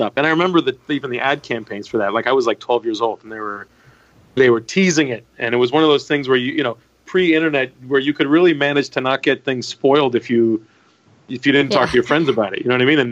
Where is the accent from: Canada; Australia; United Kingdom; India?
Canada; moved away as an adult; now in United States; I'm Turkish Canadian